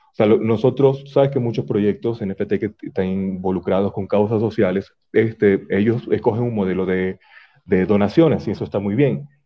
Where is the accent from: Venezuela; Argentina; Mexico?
Venezuela; moved away as an adult; now in Ecuador; tenemos cinco años en Ecuador, nosotros emigramos, ambos somos venezolanos